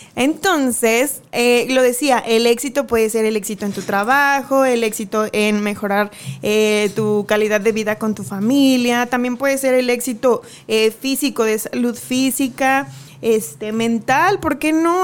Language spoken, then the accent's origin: Spanish; Mexico; como cultura mexicana